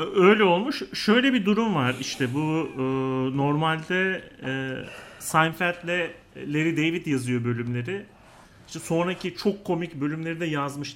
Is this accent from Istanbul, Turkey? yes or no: no; İzmir, Turkey; moved away as an adult; also born or lived in Ankara; biz İzmir'de büyüdük